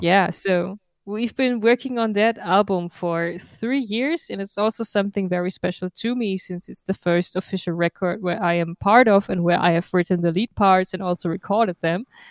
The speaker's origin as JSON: {"language": "English", "town": "Darmstadt", "region": "Hesse", "country": "Germany", "tie": "born or raised there", "said": "We are in my hometown, Darmstadt, in Goldene Krone"}